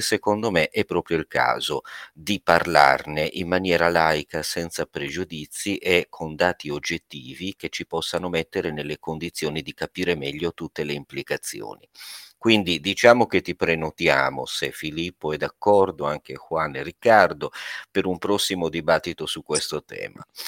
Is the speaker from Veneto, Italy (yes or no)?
no; Sardinia, Italy; essendo sardo